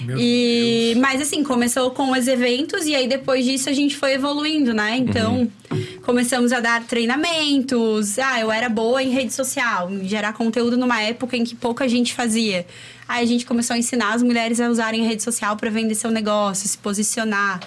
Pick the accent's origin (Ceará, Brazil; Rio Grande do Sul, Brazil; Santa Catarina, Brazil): Santa Catarina, Brazil; Chapecó; now in Florianópolis, Brazil; Eu não sou de Floripa, eu sou de Chapecó.